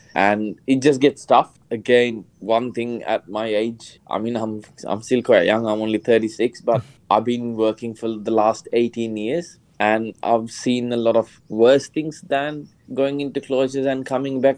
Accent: Sri Lanka; moved away; growing up in Sri Lanka

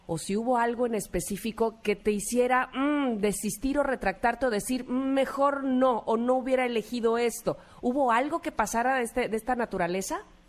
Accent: Veracruz, Mexico; yo soy de Veracruz

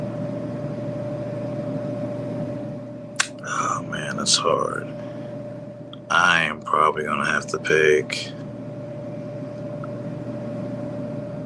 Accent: California, United States; in my home state, not too far from home in Sacramento

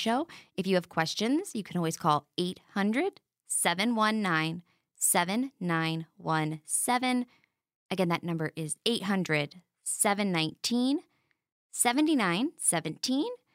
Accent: North Carolina, United States; my home state

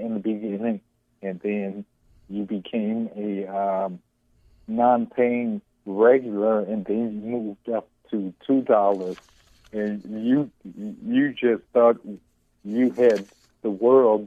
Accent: Chicago, Illinois, United States; growing up in Chicago

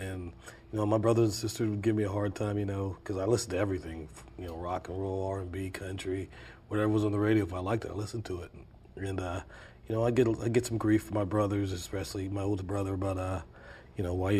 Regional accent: Charleston, South Carolina, United States; I grew up in Charleston

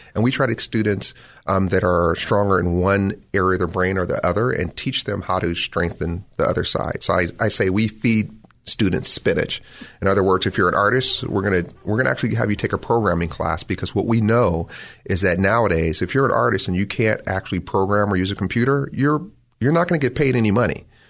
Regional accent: Los Angeles, California, United States; also born or lived in Bakersfield, California; I was born in Bakersfield, California, and I was, um, I grew up in Los Angeles, though

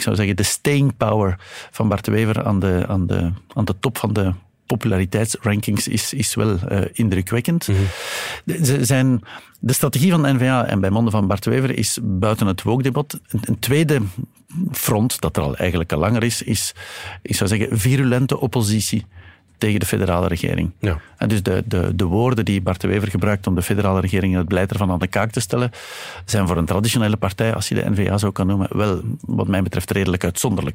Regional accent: Flanders, Belgium; bij ons in Vlaanderen

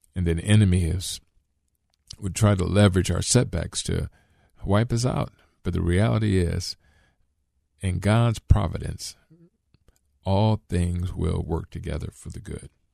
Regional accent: Akron, Ohio, United States; growing up in Akron

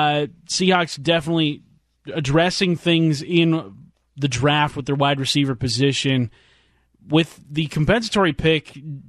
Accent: Kent, Washington, United States; I'm from Kent.

